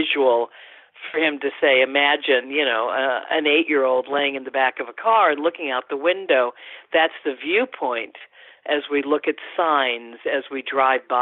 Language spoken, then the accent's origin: English; Los Angeles, California, United States; I am an Angeleno, and of course was a teenager at that time, and, you know, of course, zoomed around LA as much as I could